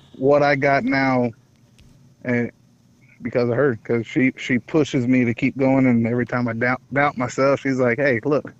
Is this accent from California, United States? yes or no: yes; California, United States; also born or lived in Arizona; now in Tennessee, United States; I'm originally from California. Then graduated California to Arizona. Now I'm here in Tennessee due to military.